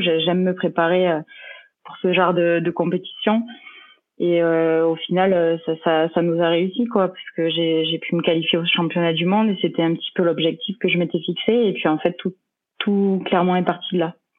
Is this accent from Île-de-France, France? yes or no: no; Mende, Occitania, France; moved away as an adult; now in Vichy, France; je suis originaire de mende en euh, j'ai 30 ans